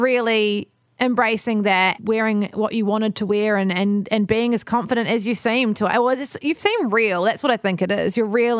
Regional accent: New Zealand; a lot of us growing up in New Zealand, we were the board short generation.

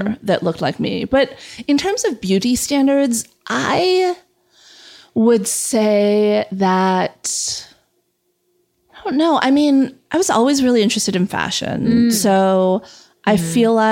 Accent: San Fernando Valley, California, United States; I grew up in the San Fernando Valley

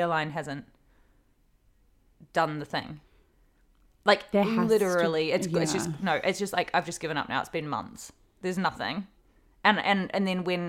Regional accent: Hawke's Bay, New Zealand; moved away; Hawke's Bay, which is my hometown

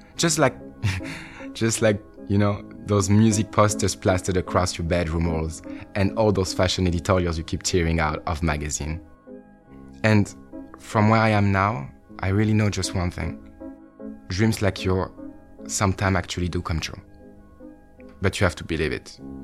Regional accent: Bordeaux, Nouvelle-Aquitaine, France; Growing up in Bordeaux, perhaps the most bourgeois city in all of France

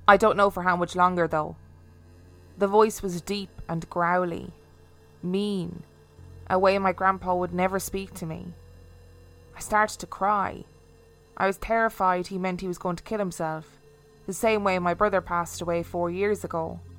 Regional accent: Memphis, Tennessee, United States; I grew up in Memphis, Tennessee in the US.

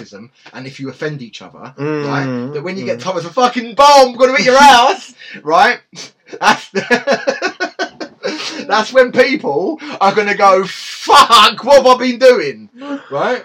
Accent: England, United Kingdom; we're English.

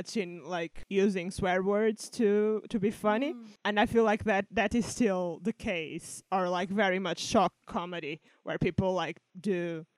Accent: Portugal; now in United Kingdom; I'm from Portugal

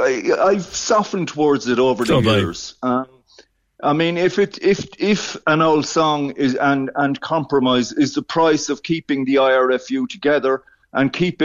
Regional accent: Ireland

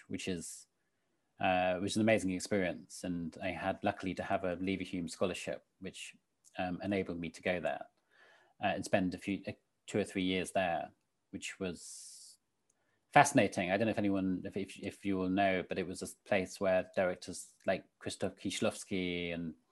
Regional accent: St Albans, East of England, United Kingdom; I grew up in St. Albans in Hertfordshire

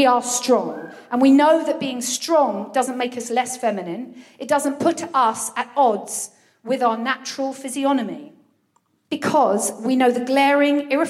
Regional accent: Brighton, South East England, United Kingdom; now in Folkestone, United Kingdom; I've spent a significant enough amount of time of my childhood in Brighton

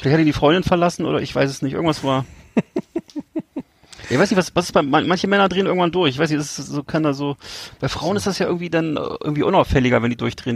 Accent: West Germany, Germany; moved away; sind wir ja als Westdeutsche, als Kinder aufgewachsen

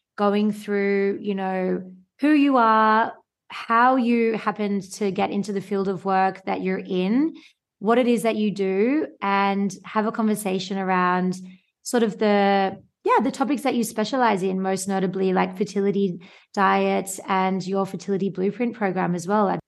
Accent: Sydney, New South Wales, Australia; moved away; also born or lived in Northern Hemisphere; I live in the Northern Hemisphere now and I'm from Australia, so vitamin D was never something I had to think about coming from Sydney, Australia

